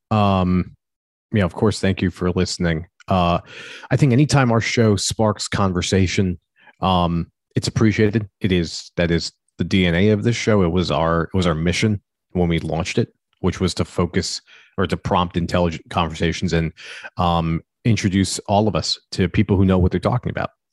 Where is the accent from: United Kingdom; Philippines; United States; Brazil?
United States; as an American